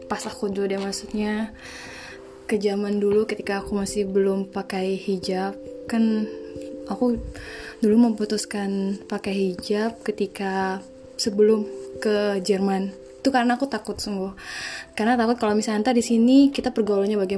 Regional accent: Purwakarta, West Java, Indonesia; moved away as an adult; now in Germany; Halo semuanya … Indonesia aku dari Purwakarta, jurusan Biomedical Engineering.

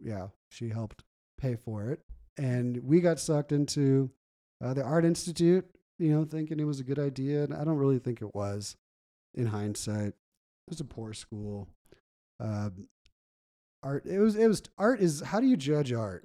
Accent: Gilbert, Arizona, United States; also born or lived in California; growing up in Gilbert was awesome

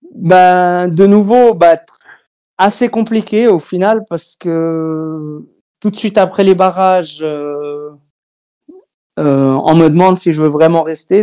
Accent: Switzerland; Chez nous en Suisse

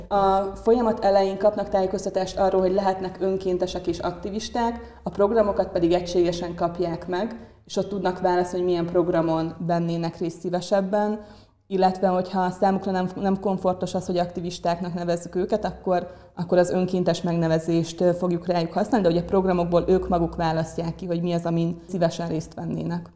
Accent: Ukraine; now in Hungary; én Ukrajnából származom

